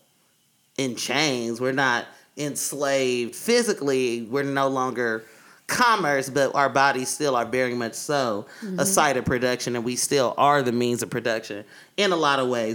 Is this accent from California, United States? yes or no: yes; Oakland, California, United States; I'm from East Oakland, California.